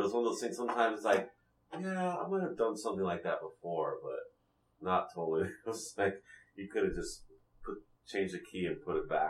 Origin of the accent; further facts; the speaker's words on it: California, United States; And then it turned out we were American from California.